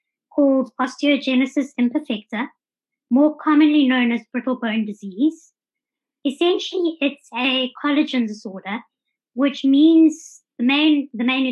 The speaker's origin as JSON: {"language": "English", "town": "Johannesburg", "region": "Gauteng", "country": "South Africa", "tie": "born or raised there", "also_born_or_lived": "Durban", "moved": "as an adult", "lives_now": "Cape Town, South Africa", "said": "I was born in Durban, spent most of my life living in Johannesburg"}